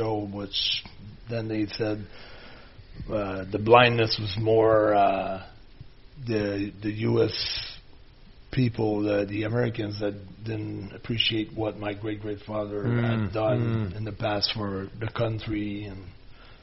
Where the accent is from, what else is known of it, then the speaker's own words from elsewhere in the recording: Quebec, Canada; I was from Louisiana